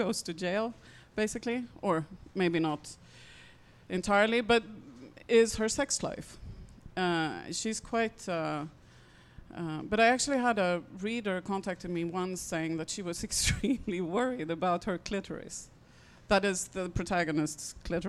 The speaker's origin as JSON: {"language": "English", "country": "Sweden", "said": "I come from Sweden"}